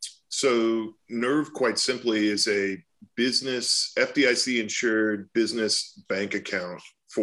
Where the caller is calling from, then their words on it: Austin, Texas, United States; Austin, Texas.